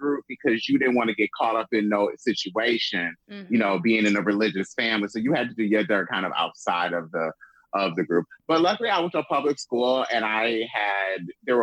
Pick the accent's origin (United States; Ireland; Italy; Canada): United States; Lansing, Michigan; I'm from Lansing, Michigan. I'm from a small, like, town. This Lansing, Michigan cornfield. I live right up the street. My childhood home is right up the street from a cemetery